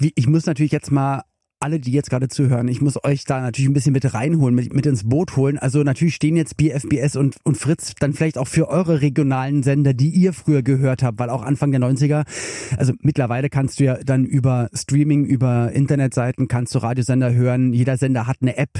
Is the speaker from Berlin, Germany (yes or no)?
yes; Berlin, Germany; ich komme aus Westberlin